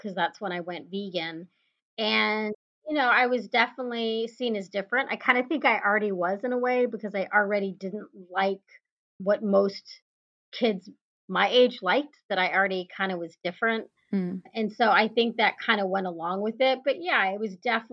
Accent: Texas, United States; growing up in Texas and seeing the cows in the fields

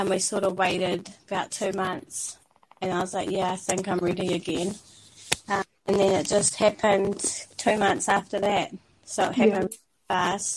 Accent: Tauranga, Bay of Plenty, New Zealand; I'm from Tauranga

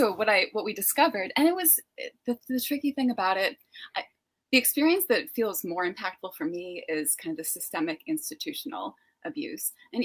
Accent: Massachusetts, United States; North of Boston.

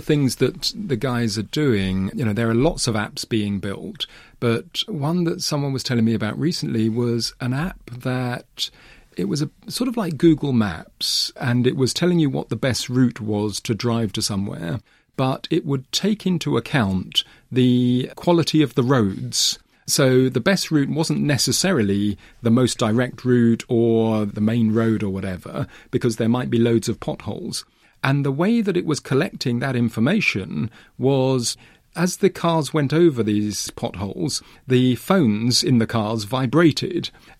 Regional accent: England, United Kingdom; also born or lived in Africa; So actually, I grew up partly in England, partly in different parts of Africa.

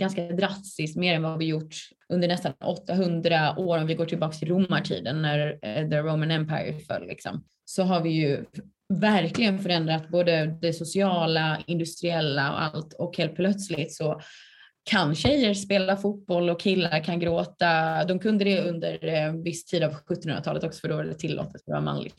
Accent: Skåne, Sweden; moved away as an adult; also born or lived in Lund; now in Stockholm, Sweden; Jag är från Skåne

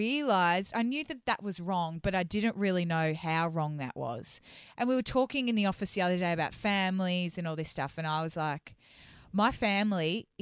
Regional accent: Melbourne, Victoria, Australia; moved away as an adult; I'm a Melbourne girl.

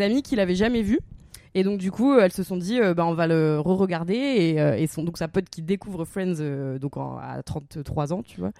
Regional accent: the Nord, Hauts-de-France, France; moved away as an adult; also born or lived in Cambodia; on vient du Nord

